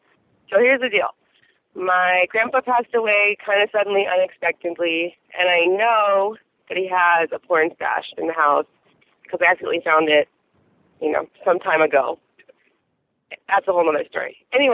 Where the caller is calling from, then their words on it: San Diego, California, United States; I'm calling from San Diego